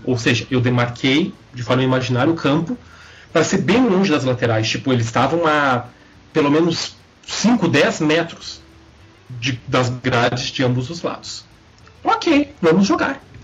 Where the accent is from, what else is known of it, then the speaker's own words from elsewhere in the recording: Porto Alegre, Rio Grande do Sul, Brazil; eu venho da periferia da periferia de Porto Alegre. A Restinga